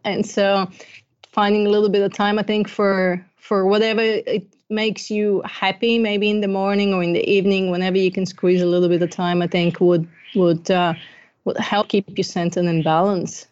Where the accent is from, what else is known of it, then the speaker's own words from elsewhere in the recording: Bulgaria; moved away; I'm originally from Bulgaria. I grew up during communism, and I had the best childhood ever